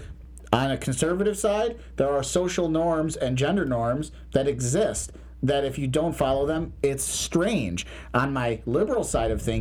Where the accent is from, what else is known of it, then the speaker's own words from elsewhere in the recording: United States; I'm an American.